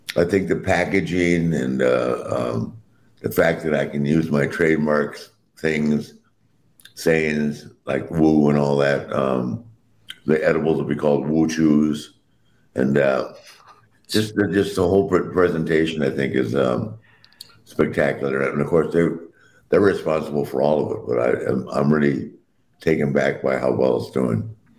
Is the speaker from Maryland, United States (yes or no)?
no; Wilmington, North Carolina, United States; I grew up in Wilmington, North Carolina.